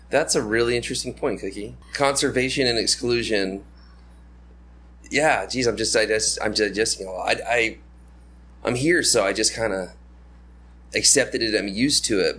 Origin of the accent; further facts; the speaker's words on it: United States; moved away; my home country where I'm from